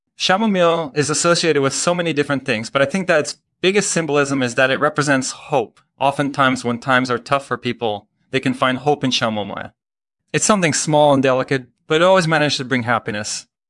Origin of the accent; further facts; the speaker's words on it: Belgium; moved away as an adult; now in United States; I'm originally from Belgium, but I've been living in the United States for the past few years.